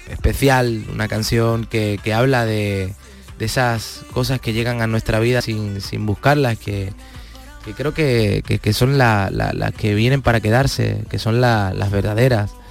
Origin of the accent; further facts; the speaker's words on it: Palma del Río, Andalusia, Spain; No voy por mi pueblo todo lo que me gustaría, pero siempre está dentro, está dentro mío. Yo soy mi pueblo. Mm. yo soy Palma de Río.